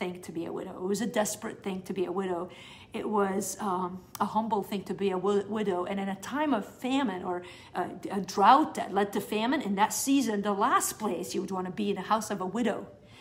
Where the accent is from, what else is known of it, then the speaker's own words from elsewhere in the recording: South Governorate, Lebanon; I am from South Lebanon